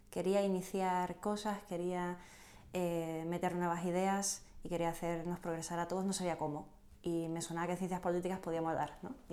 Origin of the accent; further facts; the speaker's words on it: Canary Islands, Spain; also born or lived in Seville / Cádiz; now in Madrid, Spain; Yo nací en Canarias. Dependiendo de quién me pregunte, yo puedo cambiar un poquito, porque me crié entre Canarias, Sevilla, Cádiz